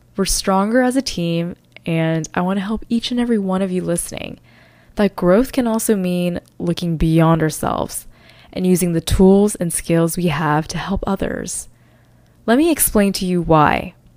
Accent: North Carolina, United States; moved away as an adult; now in New York City, United States; I originally grew up in North Carolina with the constant feeling that I never truly fit in there. I moved to New York City after I graduated college

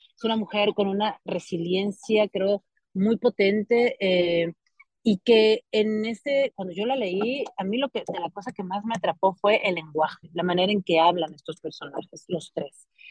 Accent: Álamo, Sonora, Mexico; Yo soy de Sonora, soy de un pueblo que se llama Álamo, Sonora

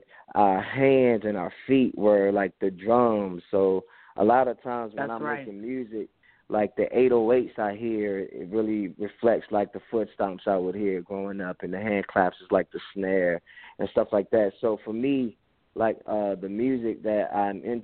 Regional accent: Hampton Roads, Virginia, United States; Born and raised in the Hampton Roads area of Virginia

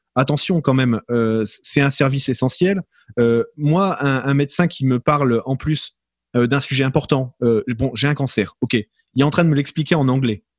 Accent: France; moved away as an adult; now in Canada; moi en tant que Français de France débarqué dans une dans une province anglophone

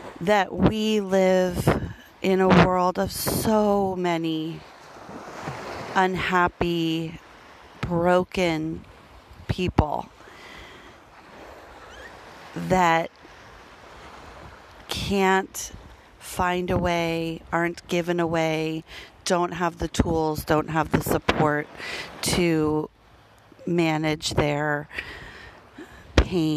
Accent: Denver, Colorado, United States; moved away; Denver, which is my hometown and where my family is

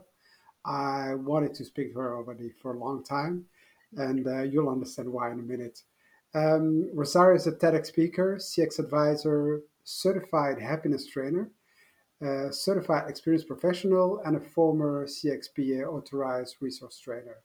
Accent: Brussels, Brussels-Capital Region, Belgium; I grew up in Brussels where my parents had shops

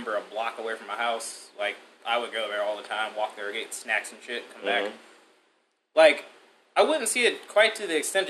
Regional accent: Cleveland, Ohio, United States; I grew up in Cleveland, grew up in the hood. I mean, it's not the best neighborhood, but back then it was a little bit better.

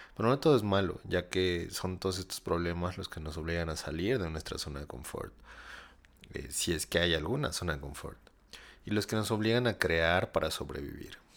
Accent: Mexico; somos los mexicanos

